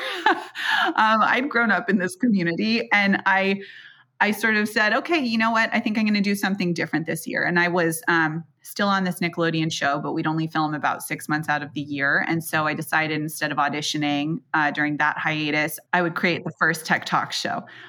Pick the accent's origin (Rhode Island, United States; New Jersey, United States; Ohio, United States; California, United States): California, United States; Silicon Valley; I grew up in Silicon Valley